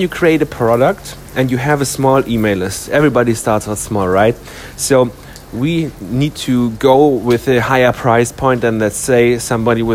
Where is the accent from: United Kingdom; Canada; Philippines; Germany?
Germany; my home country is Germany